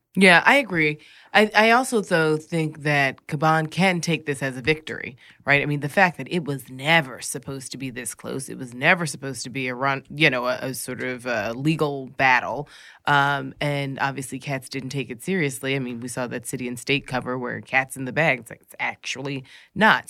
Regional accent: New York, United States; as a New Yorker

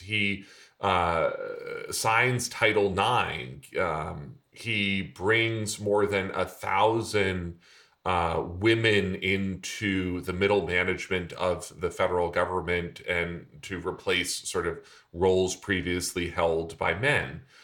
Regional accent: Vermont, United States; my home state senator, uh, Patrick Leahy

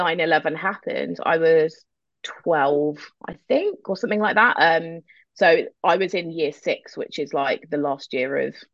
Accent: London, United Kingdom; moved away as an adult; now in Germany; I grew up in North London. My mum is English. She's from East London, and my dad is from Algiers

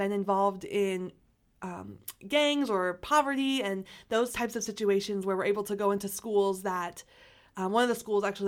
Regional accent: Omaha, Nebraska, United States; I've lived in Omaha my entire life. So I grew up in North Omaha for 8 years

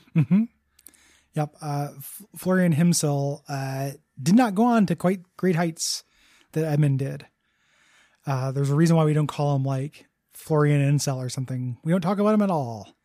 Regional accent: DeKalb, Illinois, United States; moved away; In DeKalb, Illinois, my hometown just smelled like shit sometimes because of all the farms

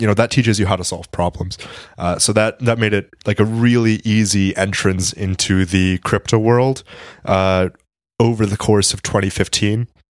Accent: Washington, District of Columbia, United States; I come from the D C area

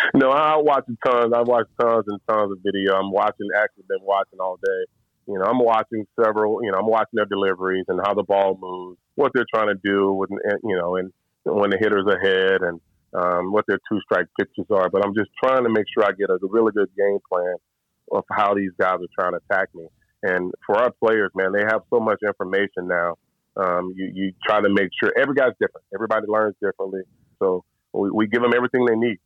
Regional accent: Louisville, Mississippi, United States; moved away as an adult; also born or lived in Starkville, Mississippi; now in Tampa, United States; growing up in Louisville

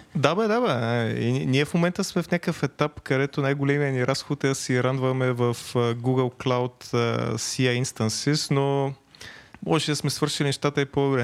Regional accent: Veliko Tarnovo, Veliko Tarnovo Province, Bulgaria; от Велико Търново съм

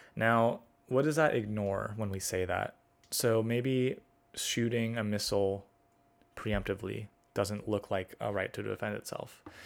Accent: United States; as an American

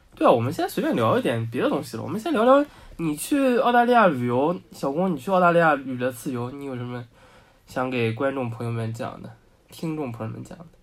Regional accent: Shanghai, China; 我们上海人之间，对吧？讲，就沪语嘛，现在都要被保护起来了

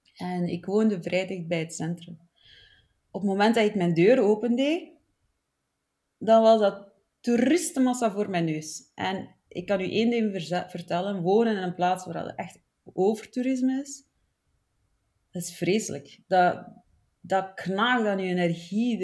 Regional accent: Flanders, Belgium; accent: Flemish; also born or lived in Barcelona; Zoals dat je hoort, kom ik uit Vlaanderen

